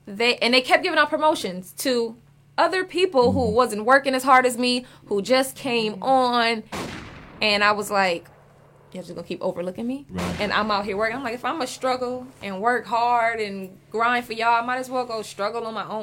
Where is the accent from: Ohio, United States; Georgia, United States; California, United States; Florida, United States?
California, United States; Los Angeles; I'm from Watts, California, born and raised